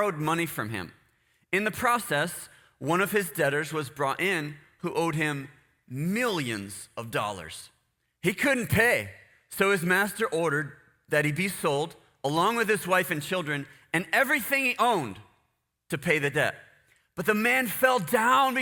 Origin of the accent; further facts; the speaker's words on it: United States; I'm not Guatemalan. I'm American